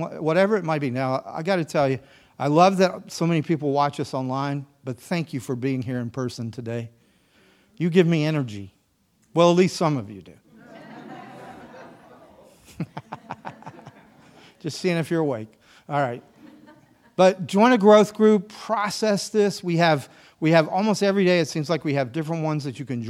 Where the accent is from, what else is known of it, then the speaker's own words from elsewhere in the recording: the South, United States; I'm a Southerner